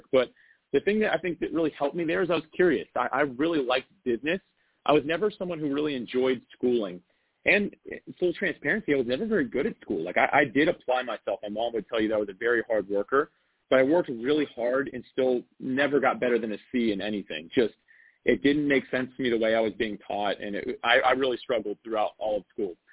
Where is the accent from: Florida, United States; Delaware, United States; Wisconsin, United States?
Florida, United States; North; I grew up in Florida. So I've actually been in North oh, Florida so, okay. my entire life.